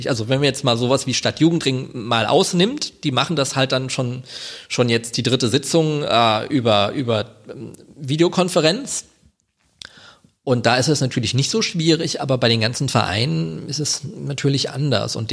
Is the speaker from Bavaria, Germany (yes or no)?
no; Wiesbaden, Hesse, Germany; also ich bin gebürtiger Wiesbadener, muss man dazu sagen. ja, ich wohne in Kastell, aber ich bin tatsächlich in Wiesbaden geboren, nicht in Mainz.